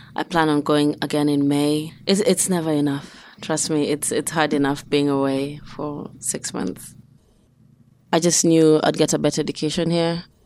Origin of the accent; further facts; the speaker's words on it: Nairobi, Kenya; moved away as an adult; now in Pittsburgh, United States; I was born in Nairobi, Kenya.